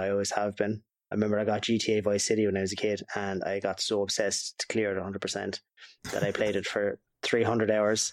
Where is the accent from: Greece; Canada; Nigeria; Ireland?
Ireland; Waterford, Munster; we're from Waterford